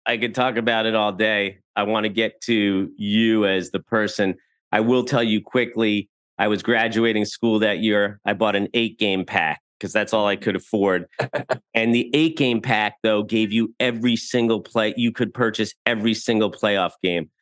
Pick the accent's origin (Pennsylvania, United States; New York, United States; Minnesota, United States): New York, United States; Westchester; I grew up in Westchester